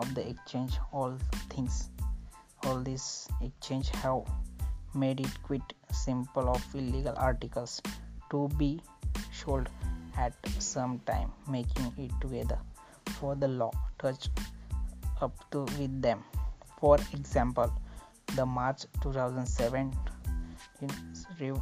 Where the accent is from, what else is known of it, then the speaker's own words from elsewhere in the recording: Maharashtra, India; I am from Maharashtra